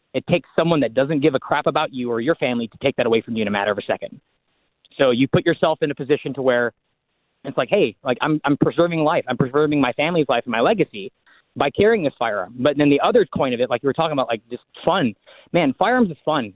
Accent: Washington, United States; I'm from Washington State.

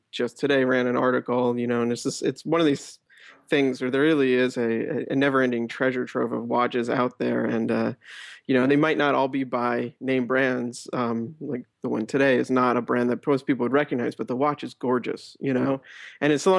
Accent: New York City, New York, United States; I am a 30-year-old based in New York. I grew up in New York City as well.

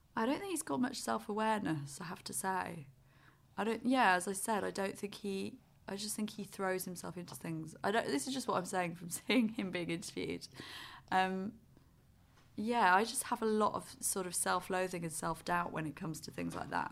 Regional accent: United Kingdom; we're the same age and we're British

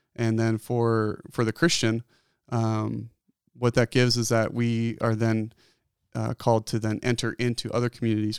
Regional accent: outside of Philadelphia, Pennsylvania, United States; moved away as an adult; also born or lived in Bozeman, Montana; now in Bend, United States; I was born and raised in Pennsylvania, outside of Philadelphia, on a dairy farm.

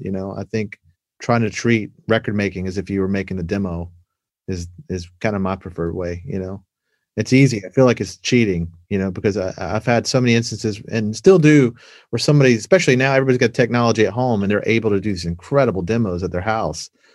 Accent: Savannah, Georgia, United States; moved away as an adult; also born or lived in Atlanta, Georgia / Los Angeles; where I grew up in Savannah

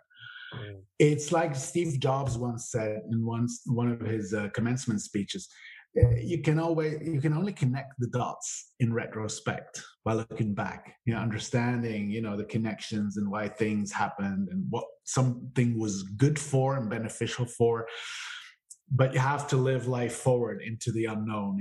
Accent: Switzerland; I was born and raised here in Switzerland, but I'm the son of an Italian father and an Austrian mother

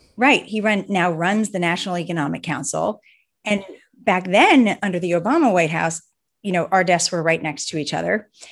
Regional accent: Cleveland, Ohio, United States; I'm from Cleveland, Ohio

